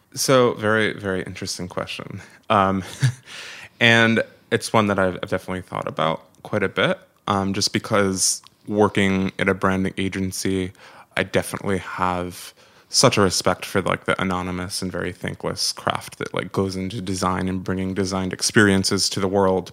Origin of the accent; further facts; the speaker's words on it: Syracuse, New York, United States; moved away as an adult; now in New York City, United States; So I was born and raised in Syracuse, New York.